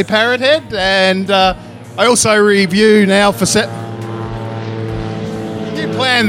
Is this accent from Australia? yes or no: yes; Australia; Yeah, as you can tell, I'm from Australia.